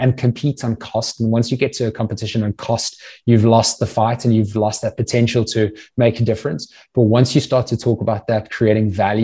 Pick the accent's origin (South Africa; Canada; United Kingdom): South Africa; moved away as an adult; also born or lived in Natal Midlands / Cape Town / United States; now in Sydney, Australia; I grew up in South Africa, went to boarding school in the Natal Midlands